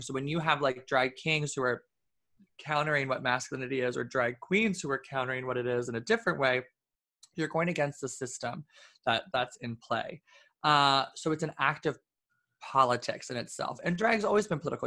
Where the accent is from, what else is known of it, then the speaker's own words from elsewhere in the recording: New York City, New York, United States; being a New Yorker